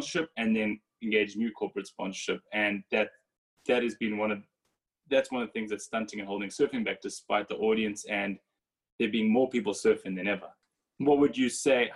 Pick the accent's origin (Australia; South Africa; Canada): South Africa; I grew up on Formula One being South African